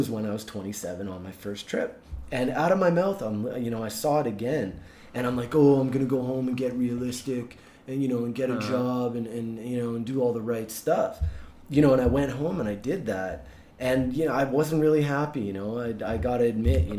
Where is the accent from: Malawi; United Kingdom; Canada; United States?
Canada; Vancouver, British Columbia; moved away; I'm from Vancouver